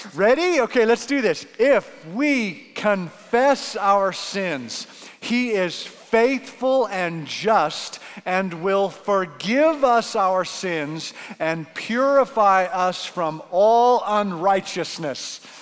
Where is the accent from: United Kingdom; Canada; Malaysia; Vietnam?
Canada; now in Arizona, United States; as a Canadian